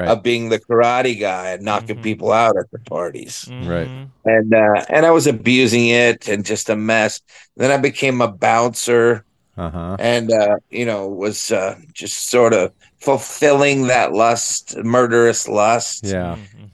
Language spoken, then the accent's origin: English; Los Angeles, California, United States; also born or lived in San Fernando Valley, California; I was born in San Pedro